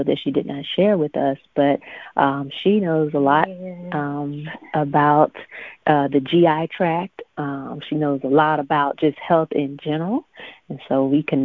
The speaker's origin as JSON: {"language": "English", "town": "Sebring", "region": "Florida", "country": "United States", "tie": "born or raised there", "said": "I was born and raised in Sebring, Florida"}